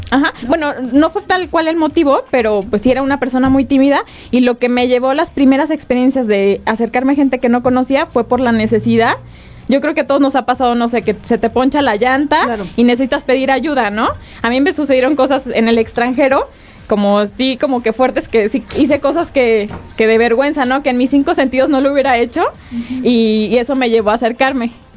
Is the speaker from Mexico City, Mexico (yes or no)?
no; Guadalajara, Jalisco, Mexico; now in Querétaro, Mexico; yo estoy aquí, yo soy de Guadalajara